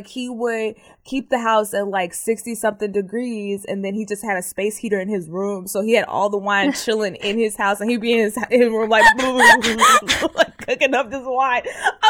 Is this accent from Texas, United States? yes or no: yes; Terrell, Texas, United States; born there; Because I was born in Terrell.